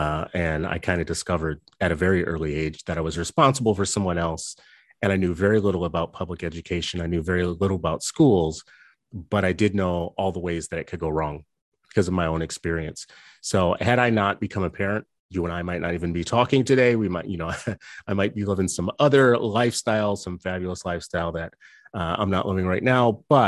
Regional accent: New Orleans, Louisiana, United States; also born or lived in California / Minnesota / Los Angeles; I grew up in, I was born in California. I was there for a few grades, the early grades, moved to Louisiana. So did a portion of elementary, middle, and high school in New Orleans. And did fourth grade in Minnesota and fifth grade in Los Angeles

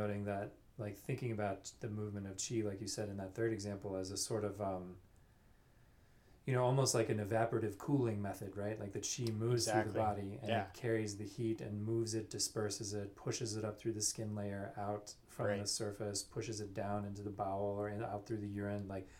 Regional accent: Louisiana, United States; where I grew up in Louisiana

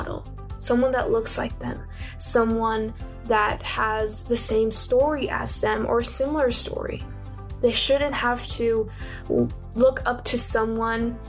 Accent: United States; I'm from the United States

